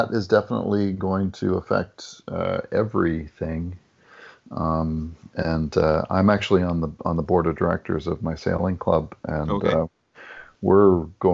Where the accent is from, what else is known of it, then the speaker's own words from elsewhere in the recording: New Brunswick, Canada; now in Toronto, Canada; I grew up in New Brunswick, so I started my sailing in salt water